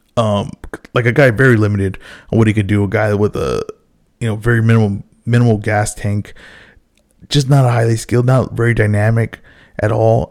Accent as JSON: {"language": "English", "town": "Los Angeles", "region": "California", "country": "United States", "tie": "born or raised there", "said": "I've always lived in California, I've always lived in L"}